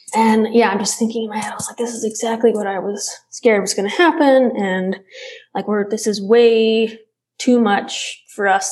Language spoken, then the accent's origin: English; Alabama, United States; now in Utah, United States; I grew up in Alabama and my dad still lives in Alabama